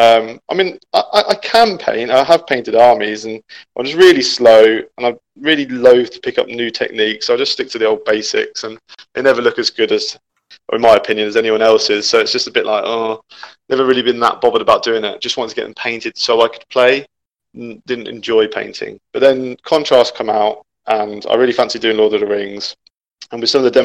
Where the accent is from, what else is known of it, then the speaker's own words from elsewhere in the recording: Peterborough, East of England, United Kingdom; also born or lived in London; when I moved up to Peterborough from London, some of my friends at school did 40K